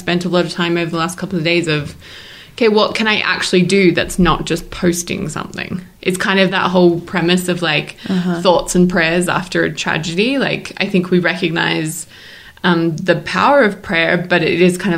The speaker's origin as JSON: {"language": "English", "country": "Australia", "moved": "yes", "lives_now": "Salt Lake City, United States", "said": "I'm an Australian citizen"}